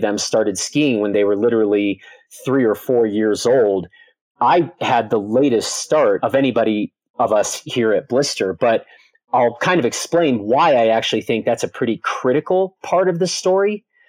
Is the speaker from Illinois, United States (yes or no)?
yes; Chicago, Illinois, United States; moved away; I grew up in the Chicago area, very far from any mountains.